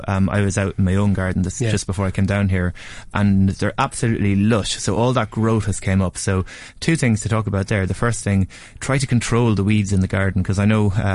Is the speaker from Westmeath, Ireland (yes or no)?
no; Nurney, County Carlow, Ireland; Where I grew up in the Nurney, Carlow, it's on the side of a hill.